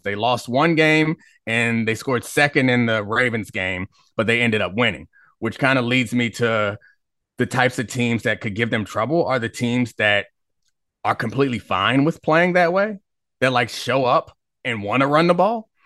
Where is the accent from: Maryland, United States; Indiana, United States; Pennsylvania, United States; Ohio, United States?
Maryland, United States; Baltimore; now in Washington, DC, United States; I grew up in Baltimore